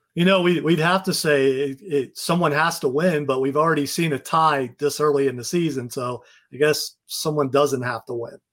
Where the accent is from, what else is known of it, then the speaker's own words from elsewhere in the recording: Ohio, United States; moved away; I'm from Ohio.